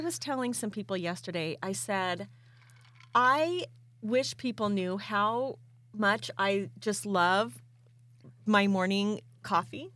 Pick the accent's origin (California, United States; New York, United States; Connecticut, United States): California, United States; now in Idaho, United States